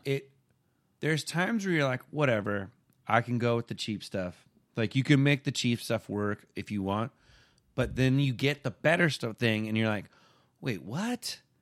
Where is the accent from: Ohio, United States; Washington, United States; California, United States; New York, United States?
California, United States; Simi Valley; where I grew up in Simi Valley, California